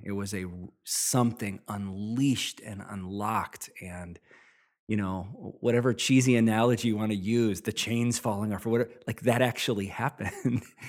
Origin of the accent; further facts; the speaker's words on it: Midwest, United States; I grew up in the Midwest